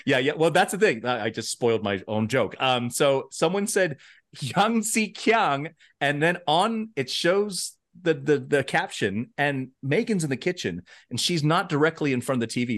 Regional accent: United States; I am American

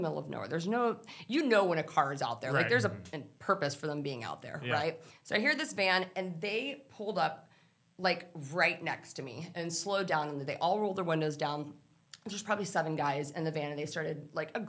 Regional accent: Texas, United States; I grew up in Texas

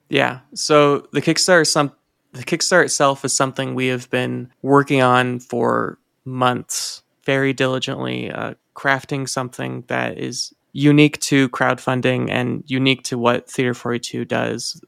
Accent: Indiana, United States; now in Reno, United States; Growing up in Indiana

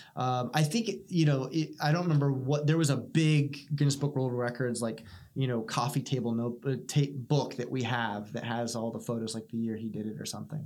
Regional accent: United States; as an American

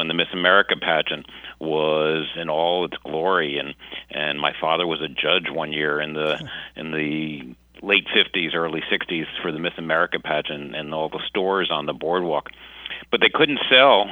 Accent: Atlantic City, New Jersey, United States; I was born in 1953 in Atlantic City

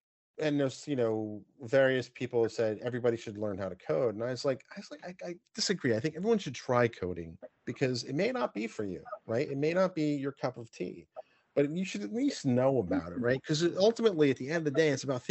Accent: New York, United States; accent: New York; my New York accent

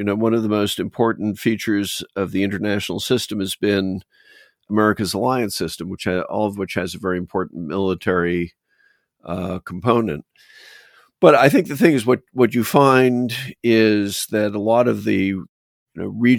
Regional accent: Boston, Massachusetts, United States; So I think some of it stemmed from growing up in Boston, where I had a keen fascination with colonial history

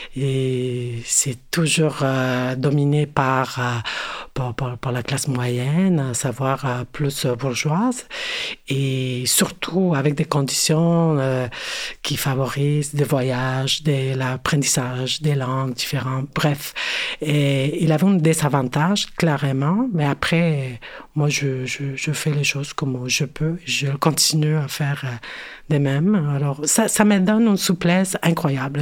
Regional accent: Mexico City, Mexico; French is a second language; moved away as an adult; now in Montreal, Canada; je me identifico como mexicana, née en la Ciudad de México et euh, oui, c'est ça, je suis née euh, à, Mexico

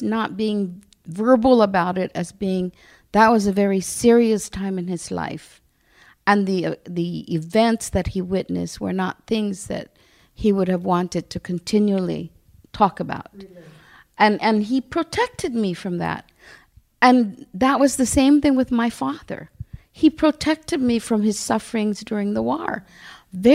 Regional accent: Barrigada, Guam; because I'm from Barragata

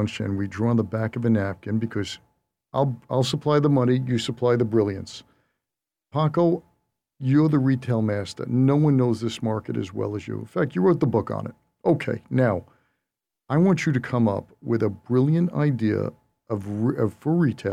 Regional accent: United States; I'm American

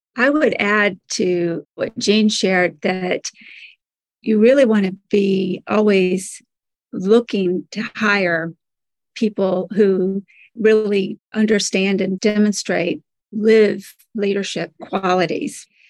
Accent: Birmingham, Alabama, United States; now in Washington, D.C., United States; I grew up actually in the South in Birmingham, Alabama. I eventually made my way to the Washington, D.C. area where I live now.

